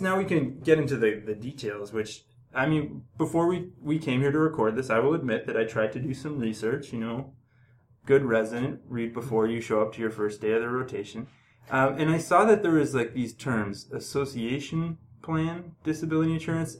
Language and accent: English; Ontario, Canada; moved away as an adult; also born or lived in Hamilton / Toronto; now in British Columbia, Canada; I'm from Ontario.